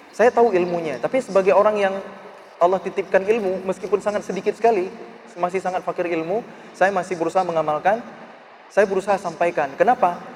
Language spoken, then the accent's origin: Indonesian; Aceh, Indonesia; born there; saya ditawarin untuk tinggal di sebuah rumah tafiz yang itu dirintis oleh pemerintah daerah di Aceh, di kota kelahiran saya.